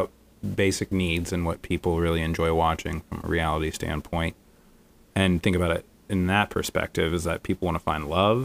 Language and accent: English; central Florida, United States; now in New York City, United States; my hometown, like in central Florida